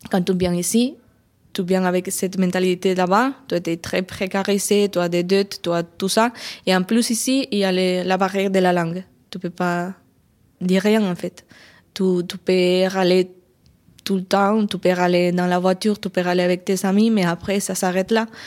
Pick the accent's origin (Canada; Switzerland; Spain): Spain; French is a second language; moved away as an adult; now in France; Tu n'es pas d'ici. Tu es toujours étrangère. Oui, je viens d'Espagne.